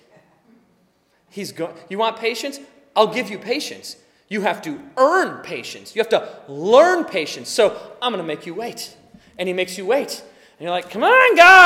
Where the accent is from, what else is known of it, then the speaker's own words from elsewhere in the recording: United States; It's who we are as American people